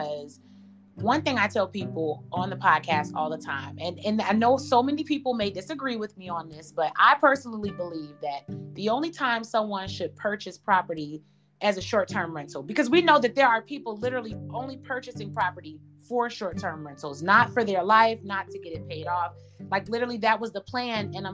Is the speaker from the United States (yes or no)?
yes; Chicago, Illinois, United States; I'm from Chicago, Illinois